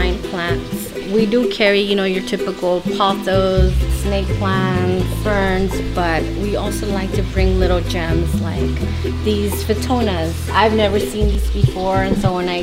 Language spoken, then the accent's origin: English; Los Angeles, California, United States; also born or lived in Mexico City, Mexico; I was born in Mexico City but raised in Los Angeles